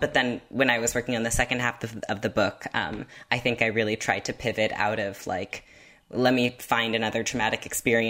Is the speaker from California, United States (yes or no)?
yes; Half Moon Bay, California, United States; I grew up in California by this beach called Half Moon Bay, where whales would beach all the time